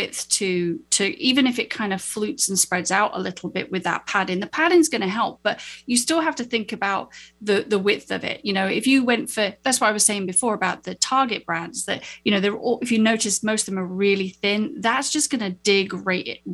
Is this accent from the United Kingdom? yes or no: yes; United Kingdom; I'm a Brit